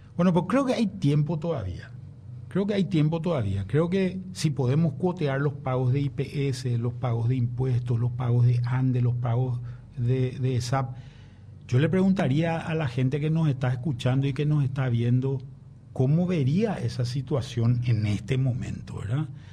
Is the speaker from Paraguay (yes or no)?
yes; Paraguay; como paraguayo, como prensa